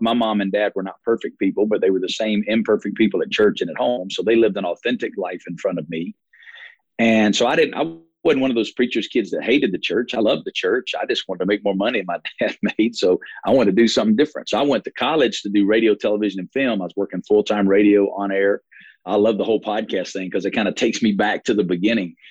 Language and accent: English; Alabama, United States; now in Las Vegas, United States; if you hear my accent, not originally from Las Vegas, born and raised in Alabama